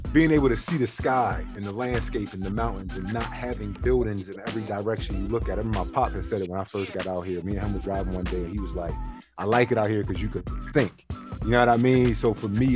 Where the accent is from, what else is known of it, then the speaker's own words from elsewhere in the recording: Philadelphia, Pennsylvania, United States; moved away; I'm from Philly